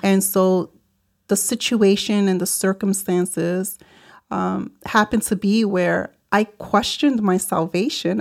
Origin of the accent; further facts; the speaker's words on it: New York City, New York, United States; also born or lived in Puerto Rico; I grew up in the South Bronx in New York City